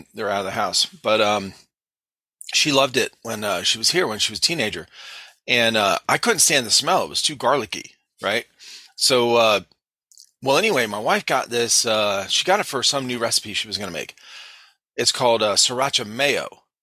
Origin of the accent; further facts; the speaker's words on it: Cleveland, Ohio, United States; now in South Carolina, United States; we grew up in Ohio, in Cleveland, Ohio